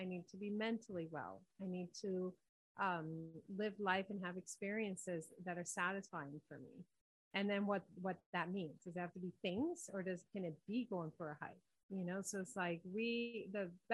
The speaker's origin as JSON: {"language": "English", "country": "Dominican Republic", "said": "I'm from Quisqueya, which is known as the Dominican Republic."}